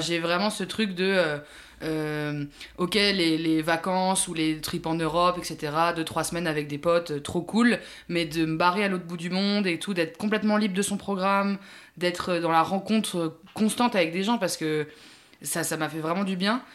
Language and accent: French; France